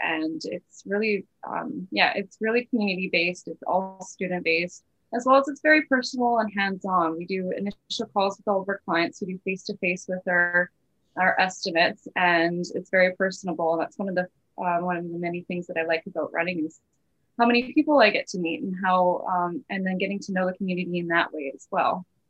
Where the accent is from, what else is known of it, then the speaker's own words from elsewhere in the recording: Kamloops, British Columbia, Canada; I've been born and raised and lived my whole life in Kamloops, everywhere.